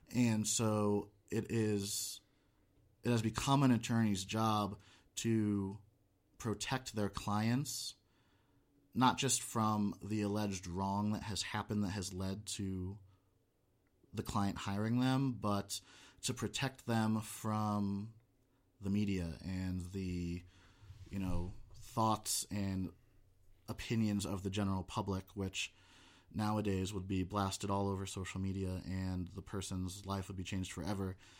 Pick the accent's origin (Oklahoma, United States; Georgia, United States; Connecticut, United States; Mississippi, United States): Connecticut, United States; moved away as an adult; also born or lived in Boston / Missouri; now in Nevada, United States; I was born and raised in Connecticut.